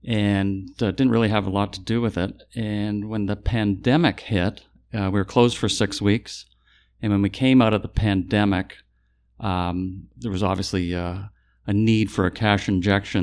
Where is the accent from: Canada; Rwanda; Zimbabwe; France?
Canada; Toronto, Ontario; moved away as an adult; now in Gulfport, United States; Toronto. Born and raised in Toronto, but we've spent the winters here for many, many years